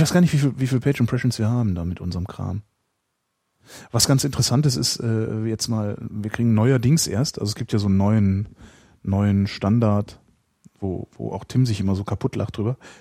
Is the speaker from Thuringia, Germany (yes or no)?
no; Cologne, North Rhine-Westphalia, Germany; ich bin ja nur geboren in Köln und äh, dann relativ zügig aus der Kölner Südstadt verschleppt worden äh, in, in, in einen Vorort